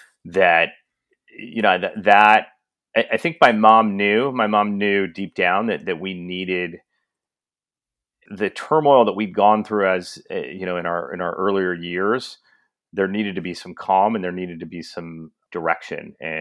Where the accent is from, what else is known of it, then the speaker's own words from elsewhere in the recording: Kansas, United States; moved away as an adult; also born or lived in Singapore; No, I'm born and raised from Kansas. My father actually went to my high school. I went to Rockhurst High School.